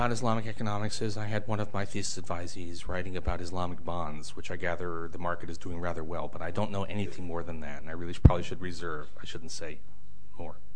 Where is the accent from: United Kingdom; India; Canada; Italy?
India; I'm from India.